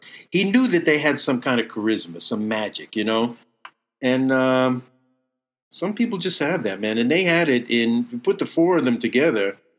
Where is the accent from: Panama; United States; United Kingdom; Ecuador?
United States; Long Island, New York; also born or lived in Brooklyn, New York / New Jersey / Massapequa, New York / Seaford, New York; I was born in Brooklyn, but then we moved to Massapequa, Long Island when I was three. I lived there until I was 10. Then I moved to New Jersey for a year. And then back to Long Island to Seaford until I was 18.